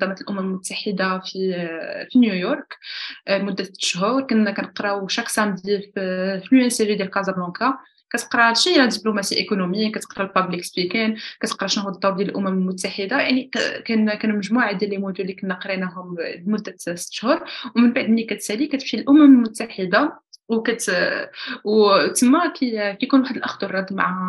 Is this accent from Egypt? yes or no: no; Morocco